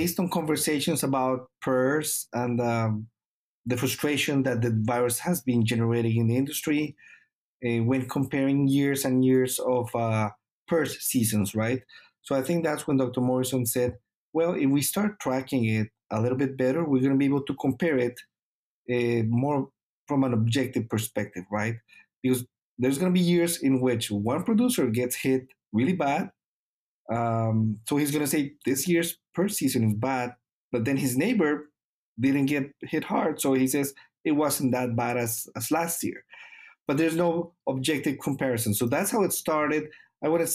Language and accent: English; Colombia; moved away as an adult; also born or lived in Canada; now in Minnesota, United States; I'm originally from Colombia. So I got my vet degree in Colombia